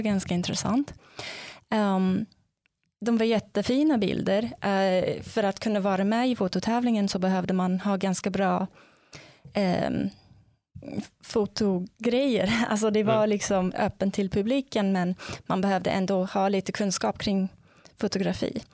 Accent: South Africa; Swedish is a second language; moved away as an adult; now in Sweden; jag kommer ursprungligen från Sydafrika och ehm, ja, jag flyttade hit till Sverige som masterstudent från början

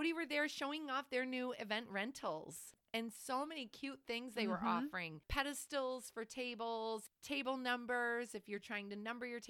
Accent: Flossmoor, Illinois, United States; we're from Flossmoor.

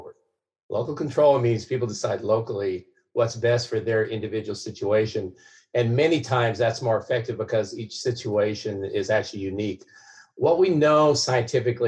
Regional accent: Salem, Oregon, United States; Selma, my hometown

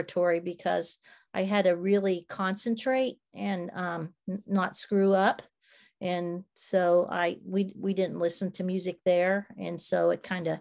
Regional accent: Pittsburgh, Pennsylvania, United States; when I was a kid and I was growing up outside of Pittsburgh, that's where I grew up

